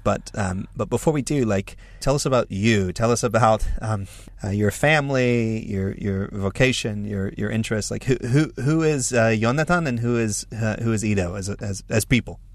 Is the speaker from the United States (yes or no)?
yes; United States; I'm an American evangelical leader